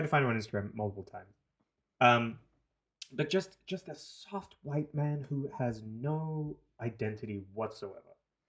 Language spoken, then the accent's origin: English; New Zealand; now in Toronto, Canada; I'm from New Zealand. My upbringing was surrounded by Pacifica. Tongan, Samoan, Fijian, whatever, Cook Islander.